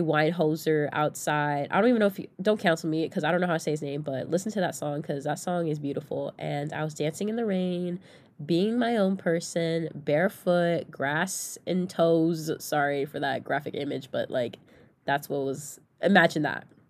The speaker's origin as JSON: {"language": "English", "region": "Southern California", "country": "United States", "moved": "as an adult", "lives_now": "Oregon, United States", "said": "I'm from Southern California"}